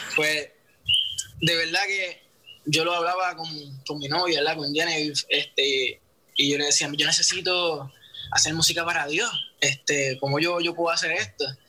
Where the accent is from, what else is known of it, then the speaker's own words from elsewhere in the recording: San Juan, Puerto Rico; soy de Santurce, Puerto Rico